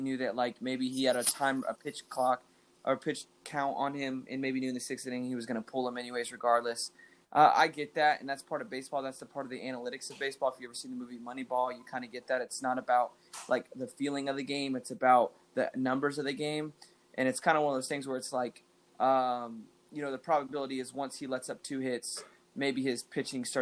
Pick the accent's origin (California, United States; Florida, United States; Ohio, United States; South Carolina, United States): Florida, United States; Central; also born or lived in Texas; I was born in Texas, but grew up in Florida. And we grew up in Central Florida